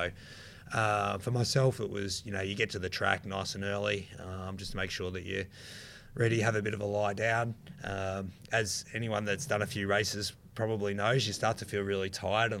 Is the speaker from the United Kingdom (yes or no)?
no; Australia; being an Australian